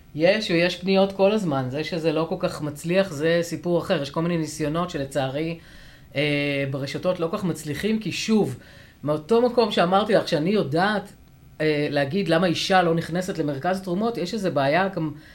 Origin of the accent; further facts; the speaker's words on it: a village near Afula, Northern District, Israel; moved away; אני במקור מיישוב ליד עפולה